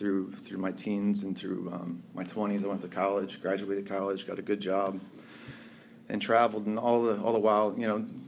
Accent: outside Philadelphia, Pennsylvania, United States; moved away as an adult; now in Florida, United States; I was born in Pennsylvania, outside Philadelphia

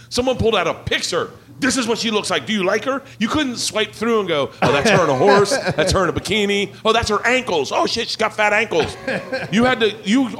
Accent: the South, United States; that's why I say, because I grew up in the South.

